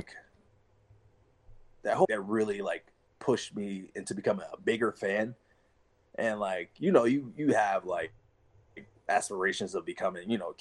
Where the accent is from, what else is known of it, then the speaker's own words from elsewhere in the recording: Chicago, Illinois, United States; moved away as an adult; I'm from Chicago, so I spent 22 years of my life there